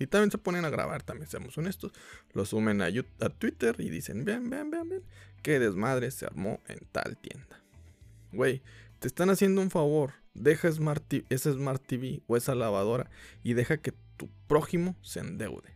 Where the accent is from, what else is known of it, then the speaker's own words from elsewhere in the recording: Mexico; aquí somos mexicanos y somos muy religiosos